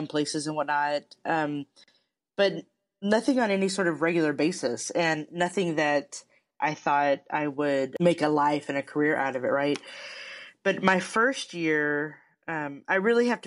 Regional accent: Texas, United States; moved away as an adult; also born or lived in Chicago; I grew up in Texas. Didn't leave Texas till I was 26

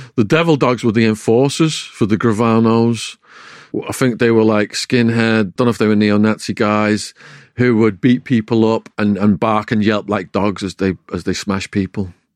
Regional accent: Widnes, North West England, United Kingdom; accent: English; moved away as an adult; also born or lived in Arizona, United States; my hometown of Widnes

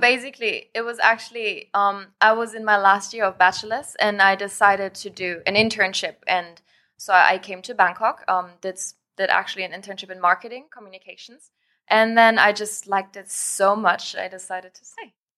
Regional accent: Germany; moved away as an adult; also born or lived in France; now in Thailand; I was born in Germany, born and raised, um, went all my life there to school

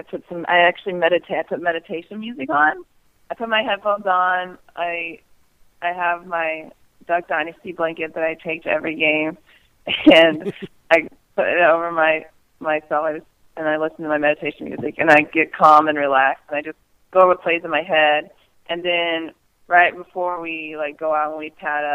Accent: Indiana, United States; moved away; I'm from Indiana, so I try to get home as often as I can

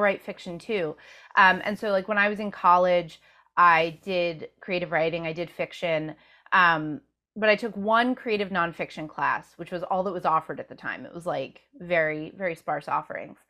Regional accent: Rockland County, suburbs of New York City, United States; I grew up in the suburbs of New York City in Rockland County

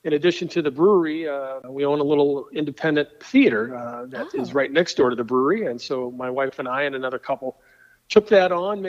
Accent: Fort Collins, Colorado, United States; moved away as an adult; also born or lived in Denver, Colorado; now in Frankfort, United States; I moved here from Colorado. I grew up in Fort Collins

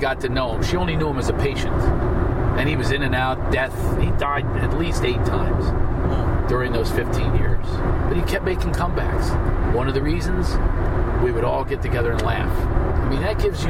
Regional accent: Philadelphia, Pennsylvania, United States; We're both from Philly

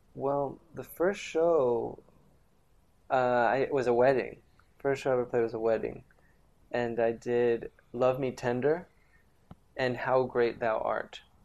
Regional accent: Caracas, Capital District, Venezuela; I grew up in Venezuela, in Caracas, Venezuela

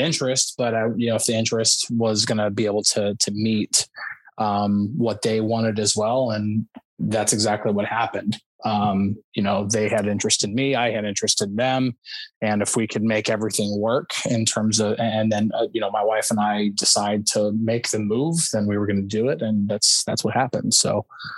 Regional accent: New Jersey, United States; also born or lived in Pittsburgh, Pennsylvania; now in Dallas, United States; even though I was born and raised in New Jersey, I was not born and raised as if I was from New Jersey

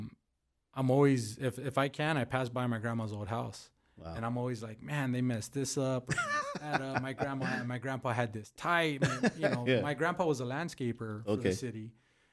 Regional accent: Pico Rivera, California, United States; moved away; But my heart is in Pico.

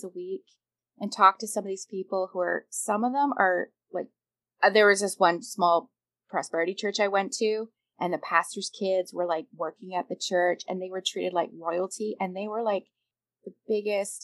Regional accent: Canada; I'm Canadian

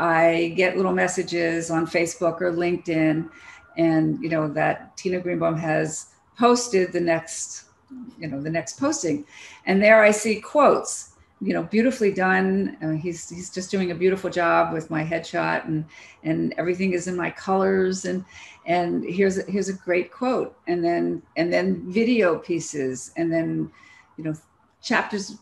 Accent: Philadelphia, Pennsylvania, United States; I'm from Philadelphia.

